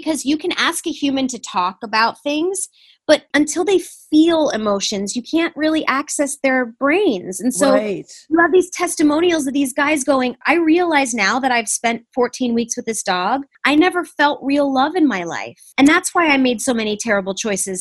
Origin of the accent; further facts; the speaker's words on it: Michigan, United States; moved away; also born or lived in Huntington Woods, Michigan; we're both from Michigan